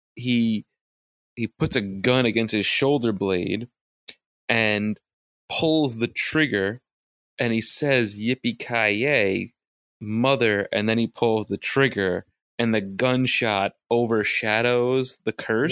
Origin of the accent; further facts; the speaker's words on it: New York City, New York, United States; us growing up in New York City